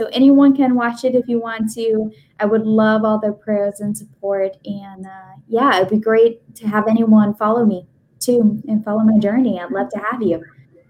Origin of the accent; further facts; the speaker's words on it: Virginia, United States; I'm from Virginia.